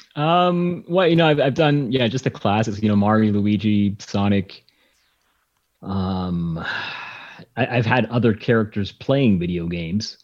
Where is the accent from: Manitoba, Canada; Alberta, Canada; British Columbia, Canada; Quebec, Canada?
Manitoba, Canada; Winnipeg; growing up in Canada